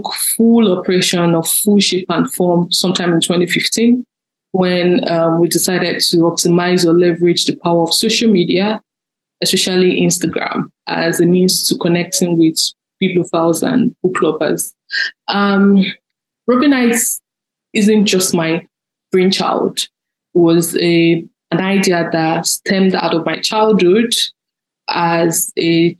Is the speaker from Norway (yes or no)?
no; Lagos, Nigeria; also born or lived in Oyo State, Nigeria; I grew up in a suburban part of Lagos known as Agege